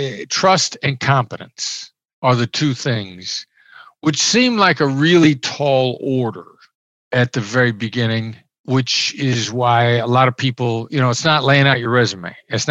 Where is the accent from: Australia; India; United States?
United States; Iowa; I grew up in Iowa. I'm a small town Iowa boy. I know the accent doesn't sound like it, but I grew up in small Midwestern town.